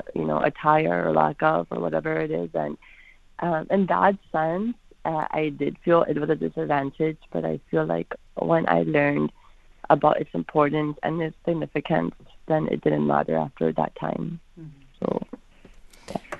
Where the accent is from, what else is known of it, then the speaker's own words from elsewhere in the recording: Florida, United States; when I grew up here in Florida and on the day of 9/11 was when I wore I'm Pakistani